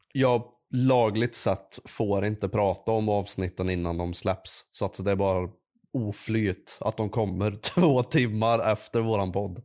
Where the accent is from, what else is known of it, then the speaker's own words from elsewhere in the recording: Värmland, Sweden; Jag är en värmlänning